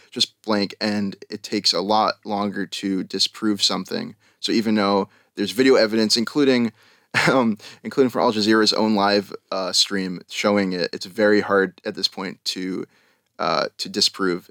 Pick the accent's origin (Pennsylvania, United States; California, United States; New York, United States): New York, United States; Long Island; moved away as an adult; also born or lived in Albany, New York; now in Tel Aviv, Israel; I'm from Long Island, New York.